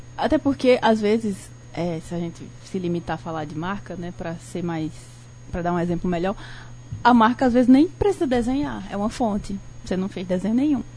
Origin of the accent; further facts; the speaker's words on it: Barbalha, Ceará, Brazil; tenho 31 anos, sou natural de Barbalha